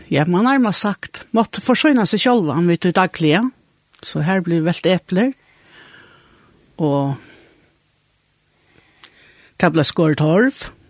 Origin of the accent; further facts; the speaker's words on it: Gásadalur, Faroe Islands; Jeg er født i Gassadel. Begge foreldrene våre herfra. Så jeg er født og oppvoksen her.